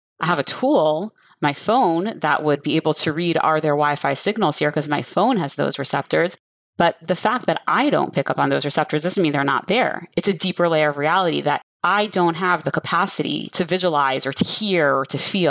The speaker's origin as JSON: {"language": "English", "town": "Coral Springs", "region": "Florida", "country": "United States", "tie": "born or raised there", "said": "I grew up on Shluchas here in Coral Springs, Florida"}